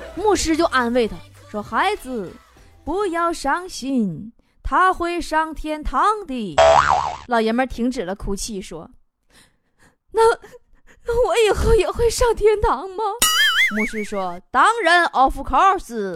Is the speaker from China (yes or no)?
yes; Liaoning, China; now in Guangdong, China; 我是辽宁人 生活在广东